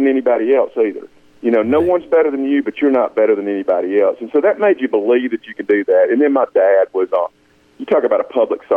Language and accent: English; Union, Mississippi, United States; growing up in Union